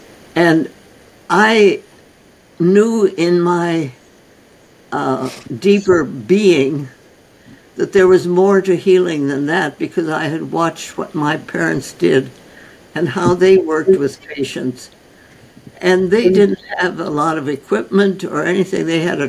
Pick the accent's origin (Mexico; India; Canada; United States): India; North India; I was born and raised in North India. My parents were osteopathic physicians trained by A.T. Stild, who started the concept of osteopathy in 1912 and 1913. And they then went out to India as medical missionaries with the Presbyterian Church. And I was born there.